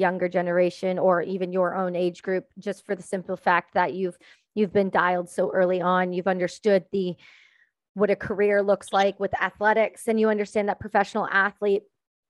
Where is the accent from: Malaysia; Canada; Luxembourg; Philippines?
Canada; I'm Canadian.